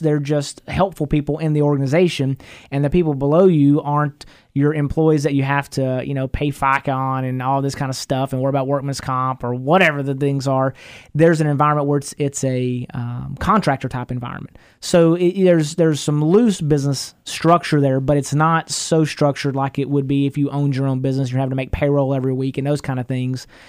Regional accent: East Texas, United States; I'm from East Texas, you know, never been to college

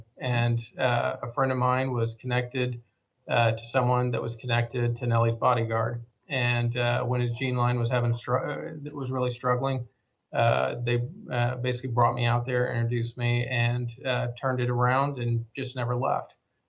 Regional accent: Oklahoma, United States; now in Dallas, United States; I've been here for over 41 years, so I think I'm fully transplanted from Oklahoma.

